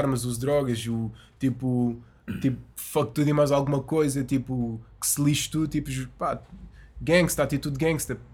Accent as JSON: {"language": "Portuguese", "area": "Azenhas do Mar", "region": "Lisbon", "country": "Portugal", "tie": "born or raised there", "said": "eu sou das Azanhas e aquilo é uh. é mesmo ao lado. Eu passei a minha infância toda na praia"}